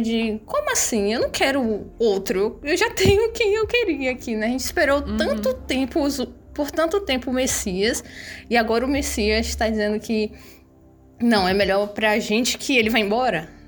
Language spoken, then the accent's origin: Portuguese; Bahia, Brazil; Eu sou baiana, moro aqui no sul da Bahia